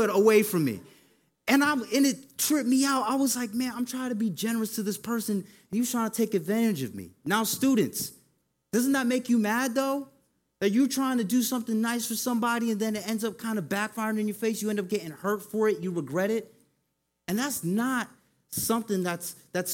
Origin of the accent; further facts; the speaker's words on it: Hartford, Connecticut, United States; moved away; I was born and raised in Hartford, Connecticut, where it's pretty much snow all year round